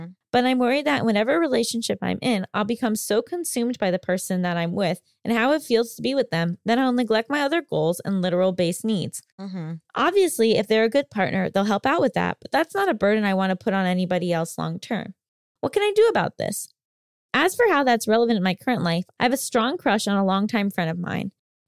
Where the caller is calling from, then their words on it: Italy; from Italy.